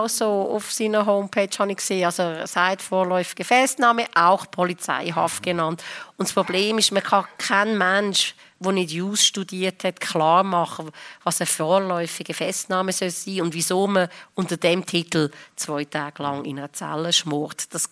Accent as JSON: {"language": "German", "region": "Lucerne", "country": "Switzerland", "lives_now": "Zürich, Switzerland", "said": "ich bin von Luzern gekommen, ich habe in Zürich knapp gewusst, wo die Bahnhofstrasse ist, mehr nicht."}